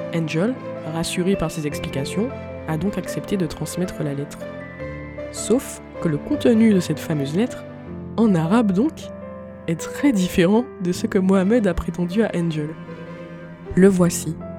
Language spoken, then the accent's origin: French; Martinique; je suis une Martiniquaise